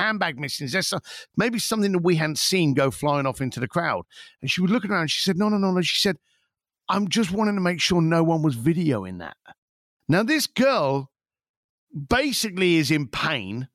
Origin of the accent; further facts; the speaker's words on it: London, United Kingdom; I'm an Irish lad from East London